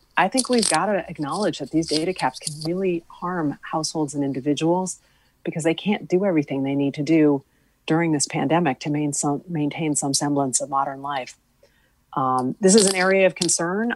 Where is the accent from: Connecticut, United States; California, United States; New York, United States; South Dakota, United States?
Connecticut, United States; West Hartford; when I was growing up in West Hartford